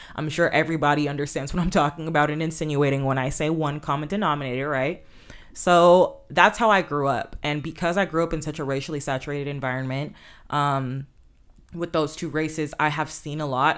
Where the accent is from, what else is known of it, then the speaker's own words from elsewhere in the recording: Inglewood, California, United States; I grew up in Southern California and more specifically Inglewood